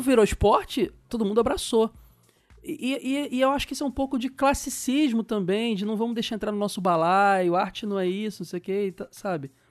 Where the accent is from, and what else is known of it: Brazil